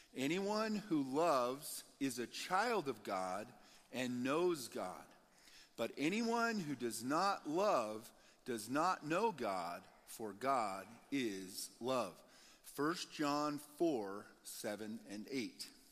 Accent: Nebraska, United States; moved away as an adult; also born or lived in Colorado; We were from Nebraska originally

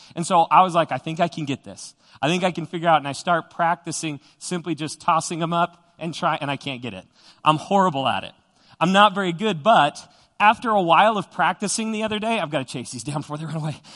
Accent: Widefield, Colorado, United States; growing up in Widefield, Colorado, which is down, uh, south of Colorado Springs

